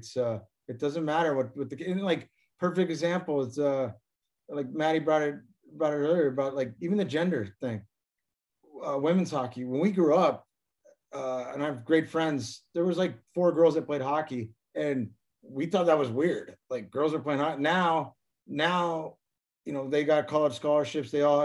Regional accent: Anchorage, Alaska, United States; moved away; also born or lived in New Jersey; I did grow up in Anchorage, Alaska

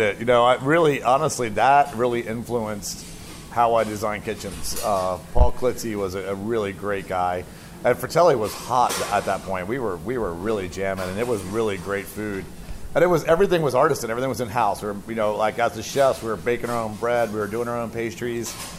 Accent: southeast coast of the United States, United States; also born or lived in Washington, D.C.; now in Portland, United States; born in D.C. and raised on the uh, southeast coast of the of uh, United States

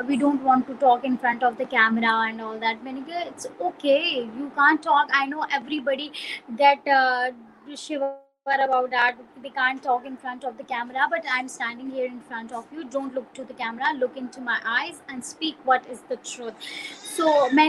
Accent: Pakistan; now in Peshawar, Pakistan; I came from another country like that. And, they used to ask me, "Are you Indian?" So I said, "No, I'm Pakistani

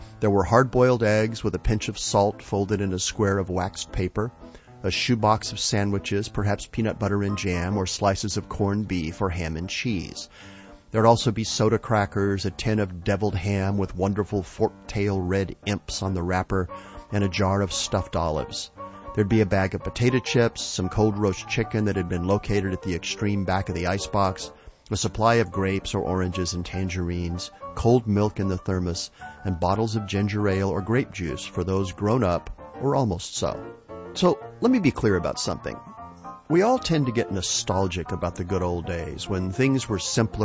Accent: West Texas, United States; When I was a kid growing up in West Texas

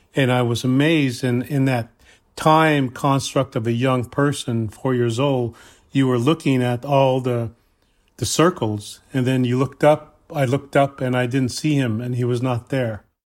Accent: Cheyenne River Lakota Reservation, South Dakota, United States; I am from the Cheyenne River, Lakota Reservation in South Dakota

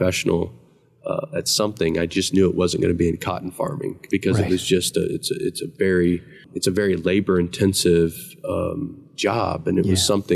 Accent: Texas, United States; accent: Texas; putting on my Texas accent.

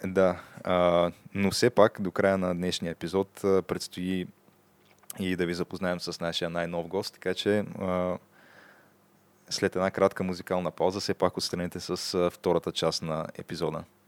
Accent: Targovishte, Targovishte Province, Bulgaria; now in Sofia, Bulgaria; родния ми град Търговище

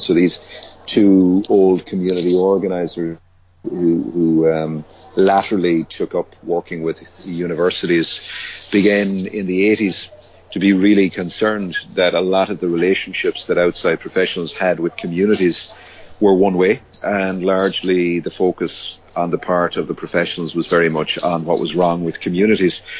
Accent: Limerick, Munster, Ireland; I was um, born in Limerick, which is in the west of Ireland, and raised there. Um, so I'm Irish

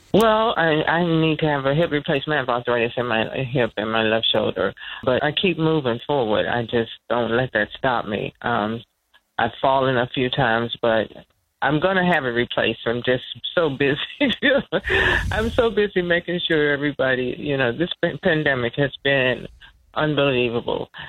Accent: Washington, District of Columbia, United States; also born or lived in North Carolina; I grew up in D.C.

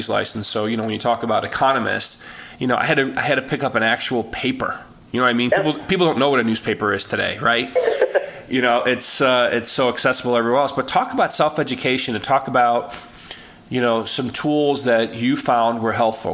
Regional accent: Chicago, Illinois, United States; I was born and raised in Chicago

